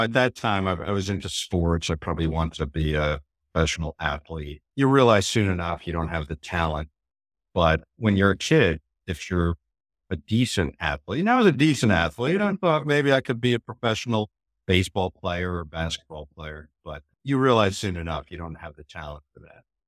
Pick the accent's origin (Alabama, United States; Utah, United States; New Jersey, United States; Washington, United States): New Jersey, United States; I grew up in New Jersey